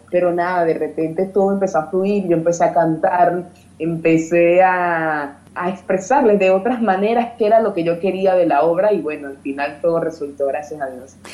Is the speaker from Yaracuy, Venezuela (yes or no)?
yes; Yaracuy, Venezuela; moved away; also born or lived in Europe; en Yaracuy, en mi pueblo